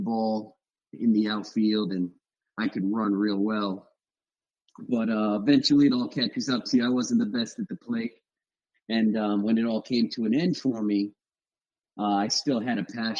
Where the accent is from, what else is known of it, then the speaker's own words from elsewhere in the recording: South Florida, United States; moved away as an adult; also born or lived in North Carolina; I was coming from South Florida